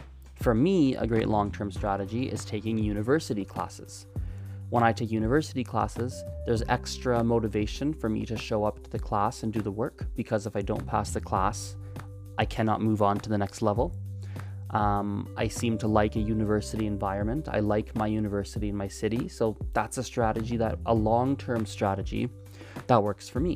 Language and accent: English; Canada; first language English; I speak it because I grew up in Canada, and so it's my native language, I suppose, my first language.